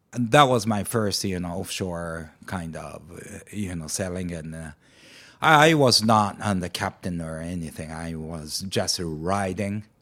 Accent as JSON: {"language": "English", "town": "Amakusa", "region": "Kumamoto", "country": "Japan", "tie": "born or raised there", "moved": "yes", "said": "in Amakusa, the, my hometown in Kyushu"}